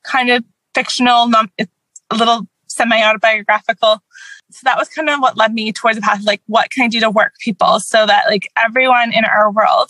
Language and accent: English; Canada; I'm Canadian. I have American ancestors